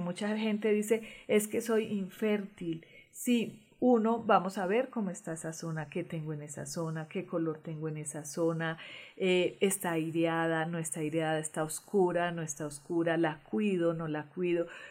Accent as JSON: {"language": "Spanish", "country": "Colombia", "tie": "born or raised there", "moved": "yes", "said": "en todos mis documentos colombianos dice nacida en Venus, Colombia"}